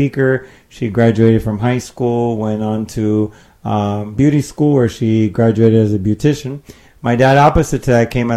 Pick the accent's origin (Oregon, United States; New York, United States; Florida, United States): Florida, United States; Miami; I was born in Miami. I'm the son of two Cubans